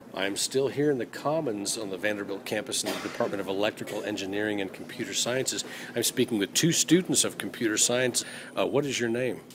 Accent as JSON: {"language": "English", "country": "China", "moved": "yes", "said": "From China."}